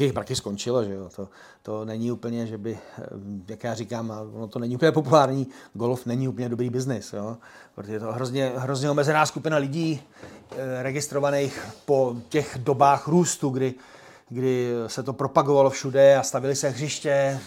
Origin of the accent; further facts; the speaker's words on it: Czechia; jsme Češi